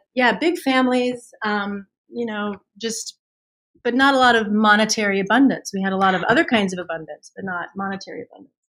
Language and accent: English; Missouri, United States; I'm from Missouri